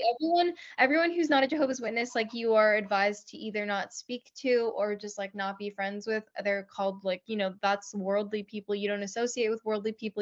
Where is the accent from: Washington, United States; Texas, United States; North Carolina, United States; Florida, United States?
Florida, United States; Land O' Lakes; I grew up in Lando Lakes, Florida